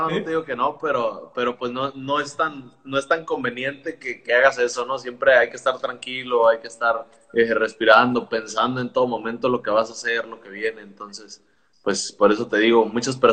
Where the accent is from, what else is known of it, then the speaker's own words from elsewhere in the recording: Tijuana, Baja California, Mexico; pues yo lo he mirado mucho porque soy de aquí de Tijuana, mucho talento local